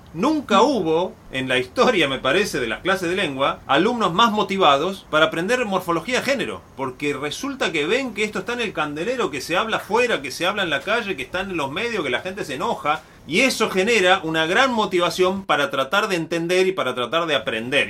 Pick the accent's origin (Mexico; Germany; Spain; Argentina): Argentina; Río Negro; Yo soy de Río Negro, la provincia de Río Negro. En Río Negro cantábamos el himno de Río Negro